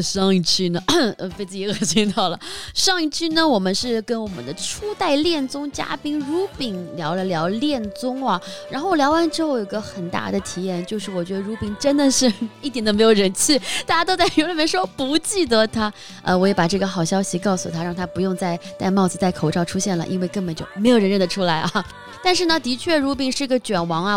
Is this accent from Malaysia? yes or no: no; Shanghai, China; 我上海人